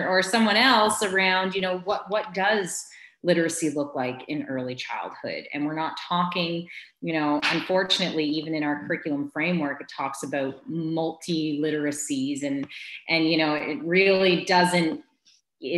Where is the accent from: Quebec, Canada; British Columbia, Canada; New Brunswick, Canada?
New Brunswick, Canada; Quispamsis; two in Kwispamsis, my hometown